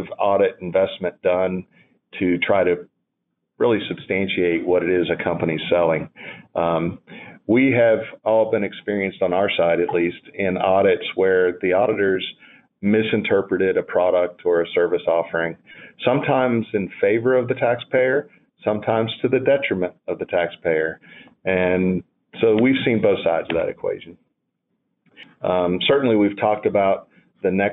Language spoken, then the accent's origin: English; North Carolina, United States; I am from North Carolina